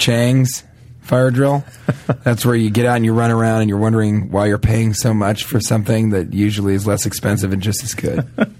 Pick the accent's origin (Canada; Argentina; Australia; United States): United States; Denver, Colorado; I'm from Denver originally. You know, I grew up outside of Colorado Springs, way outside of Colorado Springs, actually in Denver.